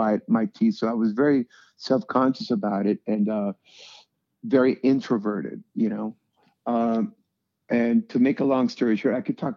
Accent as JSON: {"language": "English", "town": "Tijuana", "region": "Baja California", "country": "Mexico", "tie": "born or raised there", "also_born_or_lived": "San Diego", "moved": "yes", "said": "we grew up in Tijuana."}